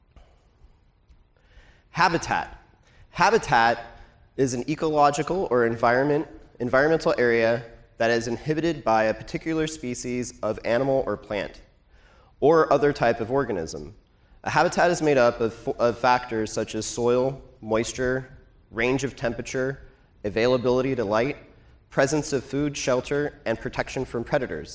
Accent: Portland, Oregon, United States; I'm from Portland, Oregon

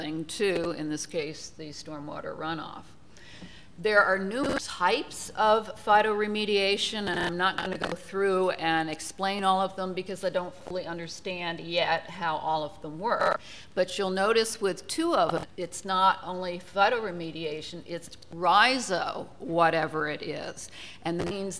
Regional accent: New Jersey, United States; moved away; my home state of New Jersey

